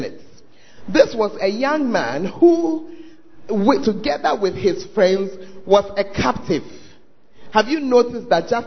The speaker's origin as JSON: {"language": "English", "country": "Ghana", "said": "Why do Ghanaians, why do we sound the same"}